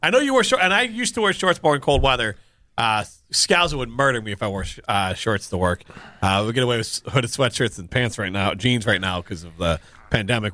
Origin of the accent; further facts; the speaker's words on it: Cedarburg, Wisconsin, United States; growing up in Cedarburg